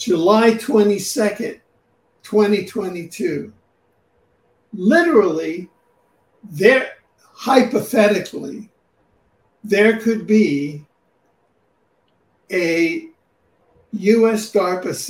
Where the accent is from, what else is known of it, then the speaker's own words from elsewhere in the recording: Cuba; also born or lived in New York City; now in Vancouver, Canada; because I was raised in Cuba and I had been in jail there under both Castro and Batista